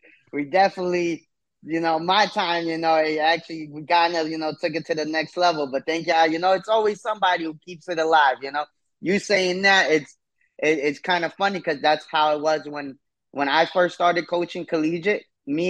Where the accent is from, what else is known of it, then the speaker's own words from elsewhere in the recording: New York City, New York, United States; Yeah. I'm from Parkchester.